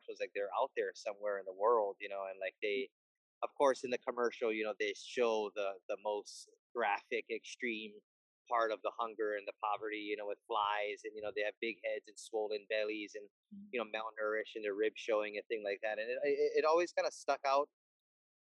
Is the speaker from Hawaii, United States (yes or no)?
yes; Hawaii, United States; I was born and raised in Hawaii